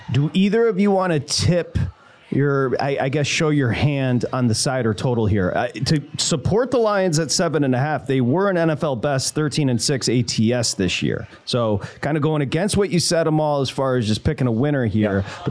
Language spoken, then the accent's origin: English; Michigan, United States; I'm from Michigan